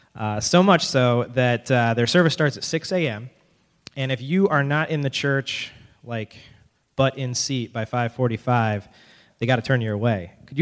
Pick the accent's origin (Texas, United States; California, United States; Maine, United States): Maine, United States; Biddeford; And we're from Biddeford. We're the token out-of-staters, so, or out-of-towners, I guess.